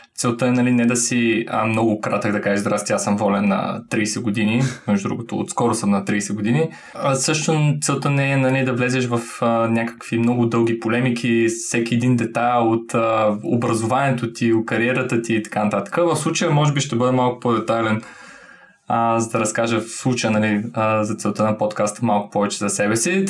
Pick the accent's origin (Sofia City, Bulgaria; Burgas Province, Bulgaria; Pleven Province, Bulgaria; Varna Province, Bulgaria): Varna Province, Bulgaria; Varna; moved away; Варна. Съм при а, моя роден град.